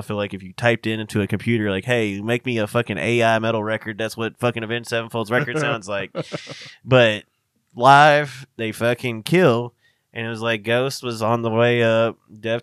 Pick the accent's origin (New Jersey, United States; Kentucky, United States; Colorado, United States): Kentucky, United States; we're from Kentucky, so we talk shorthand on some of that shit